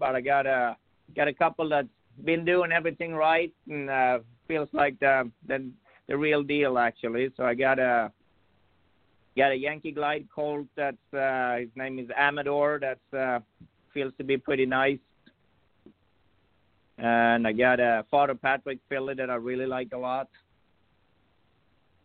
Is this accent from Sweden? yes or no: yes; Sweden; now in United States; I'm originally from Sweden. I've been here about 27 years now